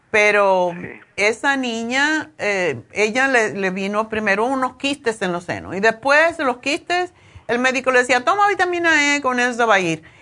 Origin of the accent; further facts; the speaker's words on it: Cuba; now in Spain; cuando yo me vine de, me fui de Cuba a España, a Madrid, me pasó igual, como dos meses